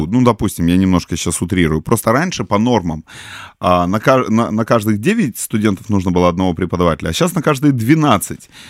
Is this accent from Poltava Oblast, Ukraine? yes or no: no; Simferopol, Crimea, Ukraine; я человек из Симферополя